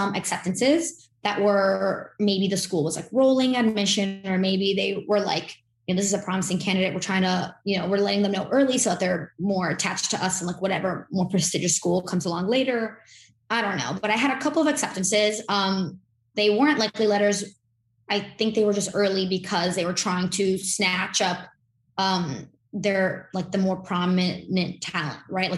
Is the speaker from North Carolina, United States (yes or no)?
no; Miami, Florida, United States; I'm born and raised in Miami, Florida